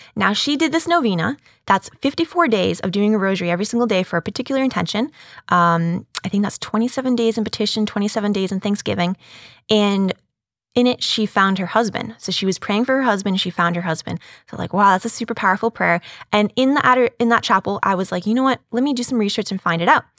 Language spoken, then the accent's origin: English; Boston, Massachusetts, United States; now in Houston, United States; I'm originally from Boston, up in Massachusetts. Uh, that's where I grew up. I was raised